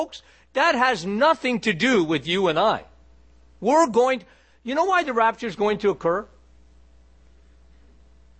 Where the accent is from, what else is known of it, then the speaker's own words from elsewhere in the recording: Canada; I'm a Canadian. So Canada is a very, very liberal country